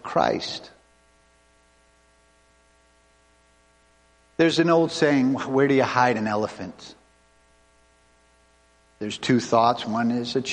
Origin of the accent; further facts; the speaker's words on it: Cape Cod, Massachusetts, United States; I grew up on Cape Cod